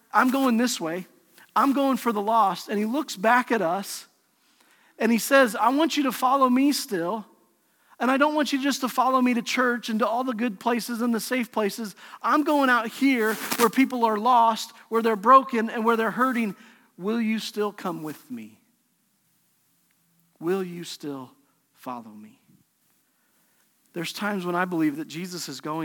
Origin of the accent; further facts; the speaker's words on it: Pueblo, Colorado, United States; we grew up together in Pueblo, Colorado